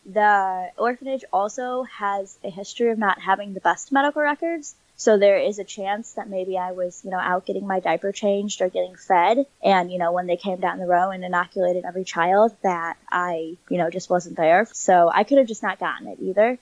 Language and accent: English; St. Louis, Missouri, United States; moved away as an adult; also born or lived in Nagpur, India / Springfield, Illinois; was adopted into a family in Saint Louis, Missouri, and I was raised there until I was nineteen